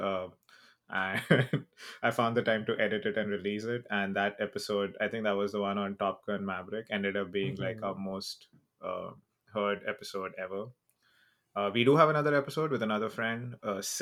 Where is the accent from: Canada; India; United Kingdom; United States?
India; I'm Indian